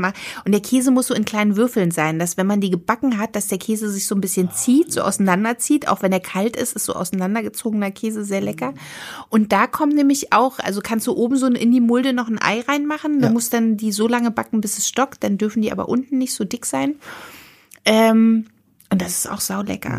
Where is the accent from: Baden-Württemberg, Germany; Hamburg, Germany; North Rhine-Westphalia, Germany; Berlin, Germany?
Berlin, Germany; also born or lived in Potsdam; ich bin Berliner